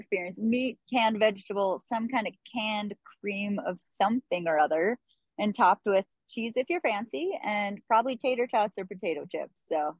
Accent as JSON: {"language": "English", "town": "Dickinson", "region": "North Dakota", "country": "United States", "tie": "born or raised there", "moved": "as an adult", "said": "I'm born in Dickinson, North Dakota, so southwest side of the state. And yeah, bailed about 2 weeks after high school. So just too cold."}